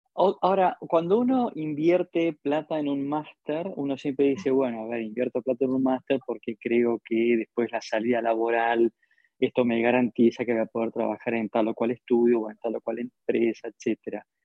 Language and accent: Spanish; Argentina; cómo somos los argentinos